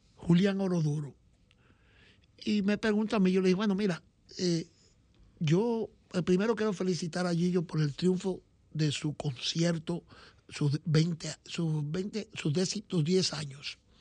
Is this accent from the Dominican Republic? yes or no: yes; Dominican Republic; nosotros los dominicanos